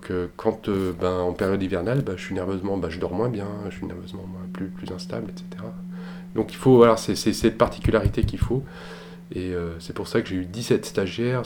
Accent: Haute-Savoie, Auvergne-Rhône-Alpes, France; moved away as an adult; also born or lived in Annecy / Massif des Bauges; j'ai grandi en Haute-Savoie. Euh, Annecy au début, puis après on, a habité dans le massif des Bauges

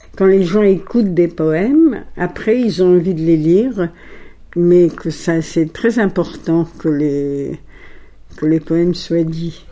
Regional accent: Alexandria, Alexandria Governorate, Egypt; first language Italian; French is a second language; moved away as an adult; also born or lived in Paris; je suis donc née à Alexandrie en 1932. Mes parents étaient grecs. Ils parlaient l'italien. Notre langue maternelle a été l'italien

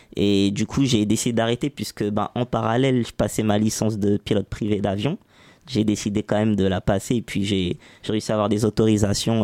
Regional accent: Saint-Ouen, Île-de-France, France; grandi à Saint-Ouen, pas loin d'ici.

